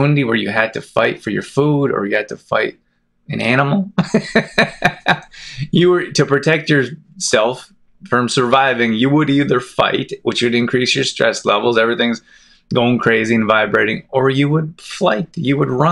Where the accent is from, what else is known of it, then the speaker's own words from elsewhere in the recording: Calgary, Alberta, Canada; also born or lived in Olds, Alberta; I grew up in Calgary, it's a big city